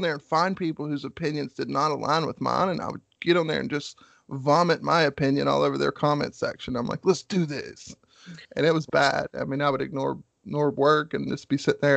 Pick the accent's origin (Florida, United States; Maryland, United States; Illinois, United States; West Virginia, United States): West Virginia, United States; I'm from West Virginia